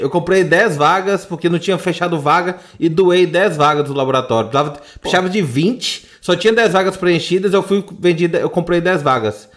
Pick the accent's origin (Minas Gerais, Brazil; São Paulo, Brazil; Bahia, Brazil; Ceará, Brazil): Minas Gerais, Brazil; Sete Lagoas; Eu sou de Sete Lagoas